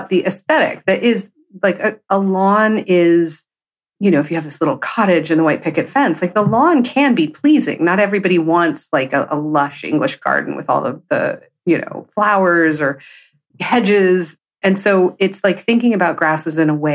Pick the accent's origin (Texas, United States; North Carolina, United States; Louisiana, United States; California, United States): California, United States; I grew up in California.